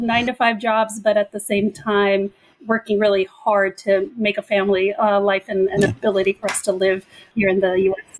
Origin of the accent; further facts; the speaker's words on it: Pico Rivera, California, United States; also born or lived in Egypt; my family and I immigrated to the United States from Egypt when I was two years old. I came straight to a little city called Pico Rivera in California